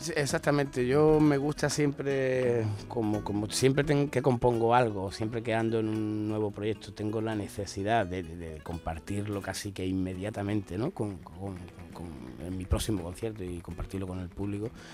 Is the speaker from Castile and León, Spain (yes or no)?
no; Málaga, Andalusia, Spain; aquí en mi tierra